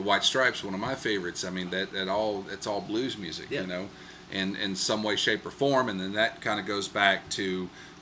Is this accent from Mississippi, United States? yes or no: yes; Mississippi, United States; growing up in Mississippi, I guess I was always surrounded by the blues